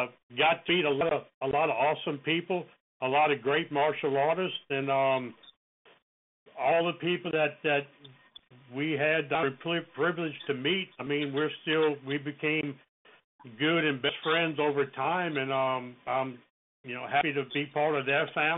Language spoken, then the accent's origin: English; New Orleans, Louisiana, United States; From a little kid growing up in New Orleans on the West Bank